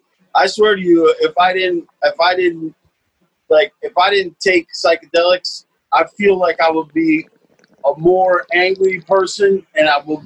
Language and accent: English; Beacon, New York, United States; also born or lived in Newburgh; And so I'm from Beacon, New York. I was born in Newburgh, New York, across the river.